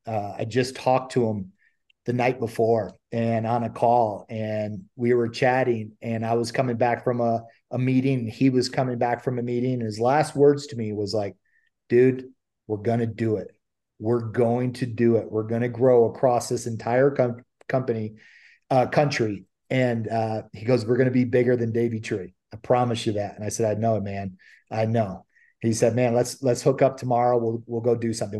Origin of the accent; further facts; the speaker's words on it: Ohio, United States; moved away as an adult; now in California, United States; I'm I'm originally from Ohio and moved out to California